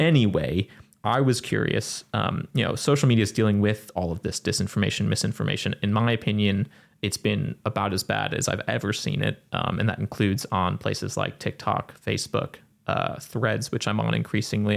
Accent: United States; I'm speaking as an American

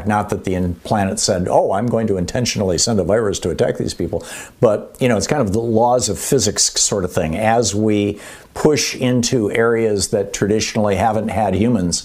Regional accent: Michigan, United States; moved away; also born or lived in New Hampshire / Vermont; I grew up in Michigan. I lived in New Hampshire.

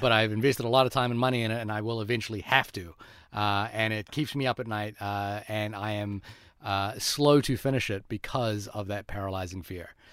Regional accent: New Zealand; for me as a New Zealander

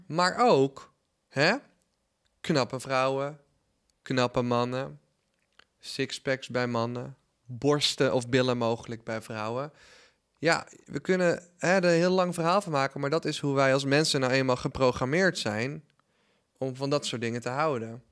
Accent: Netherlands; also born or lived in United States; als Nederlander

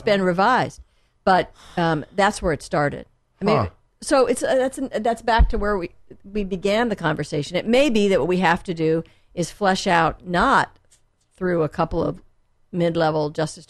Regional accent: La Jolla, California, United States; My dad was a professor, so we were a bit of a gypsies in the beginning. And then I went to junior high school and high school in La Jolla.

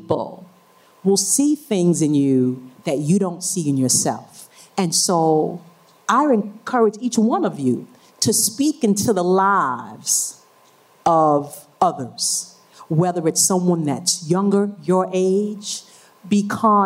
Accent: New York, United States; I am from New York, New York, particularly Harlem

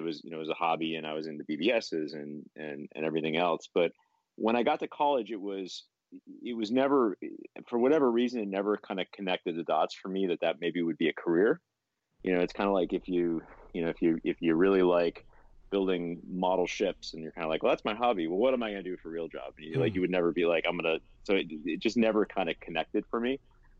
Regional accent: Buffalo, New York, United States; I grew up in Western New York in Buffalo. My parents didn't have a lot of money.

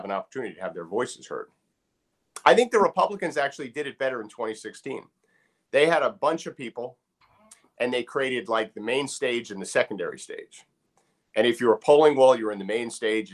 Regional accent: New Jersey, United States; now in Maryland, United States; I'm from Jersey.

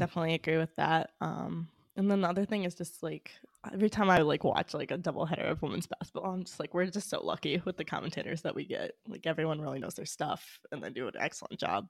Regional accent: New England, United States; I'm from New England

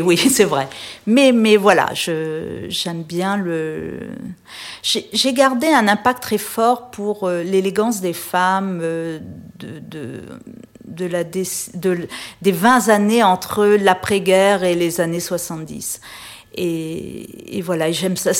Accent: Réunion; moved away as an adult; also born or lived in Paris; now in Menton, France; j'ai quitté la Réunion après mon bac euh, au début des années 80

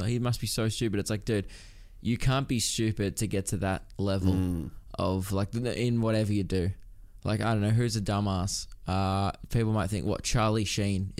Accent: Melbourne, Victoria, Australia; I grew up in Melbourne

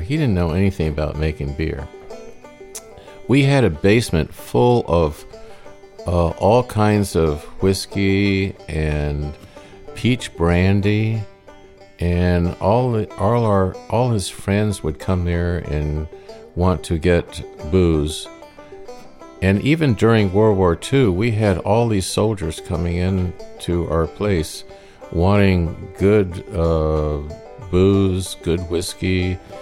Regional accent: Maine, United States; also born or lived in Detroit, Michigan; we lived in Maine and we came from Detroit, and I was born in Detroit

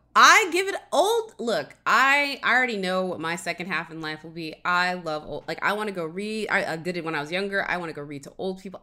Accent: Alabama, United States; I grew up in Alabama

